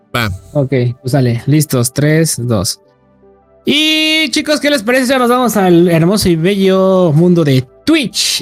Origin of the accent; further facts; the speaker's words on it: Mexico; somos mexicanos, las tres personas